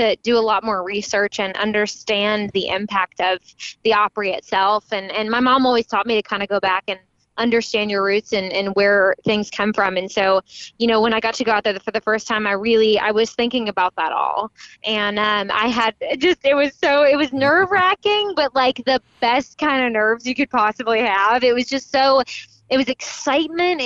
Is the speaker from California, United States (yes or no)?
no; Texas, United States; also born or lived in Tulsa, Oklahoma; growing up in Texas